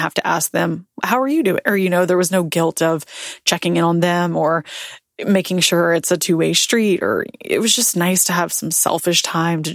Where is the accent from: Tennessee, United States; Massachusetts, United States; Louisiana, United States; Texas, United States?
Tennessee, United States; moved away as an adult; also born or lived in Nashville; now in Florida, United States; I'm born and raised in Tennessee. That's my home. That's my state.